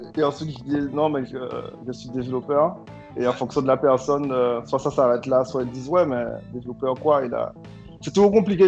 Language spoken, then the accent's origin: French; Guadeloupe; je viens de la Guadeloupe petite île euh, française dans la Caribéenne